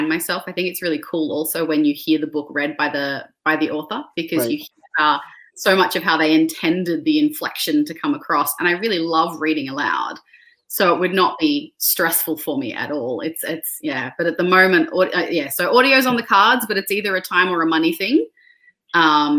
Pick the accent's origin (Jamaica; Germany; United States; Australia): Australia; my identity as an Australian author